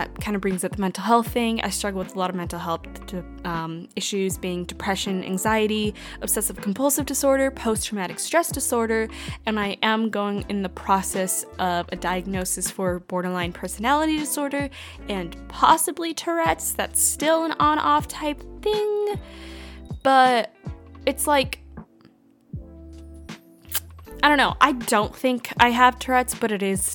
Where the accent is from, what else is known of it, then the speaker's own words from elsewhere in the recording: Washington, United States; moved away as an adult; now in Arizona, United States; I was born and raised in Washington State, and then I moved to Arizona in August